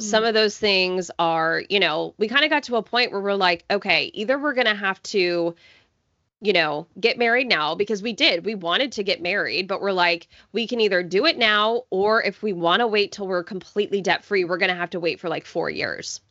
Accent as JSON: {"language": "English", "town": "Coppell", "region": "Texas", "country": "United States", "tie": "born or raised there", "lives_now": "Houston, United States", "said": "I grew up in the suburbs of Dallas, Texas, in a town called Coppell"}